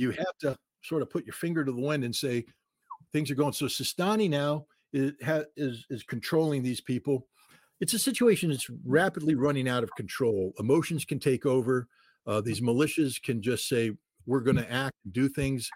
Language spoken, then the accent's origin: English; United States; as an American